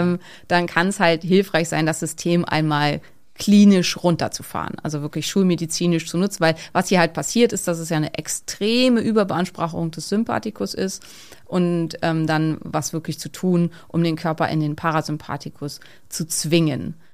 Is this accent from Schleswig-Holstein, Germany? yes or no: yes; Neumünster, Schleswig-Holstein, Germany; in Neumünster gibt's sowas sicher nicht, also wo ich herkomme